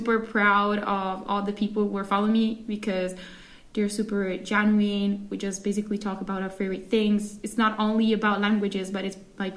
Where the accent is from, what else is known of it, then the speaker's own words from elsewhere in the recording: Italy; English is a second language; I'm from Italy, and I am a full-time college student here in Italy